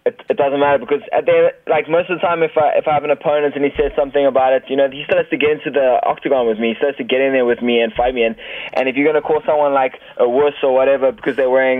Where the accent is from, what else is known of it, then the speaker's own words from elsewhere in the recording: Cape Town, Western Cape, South Africa; also born or lived in Thailand / Johannesburg; I was actually living in Cape Town. I'm actually originally from Cape Town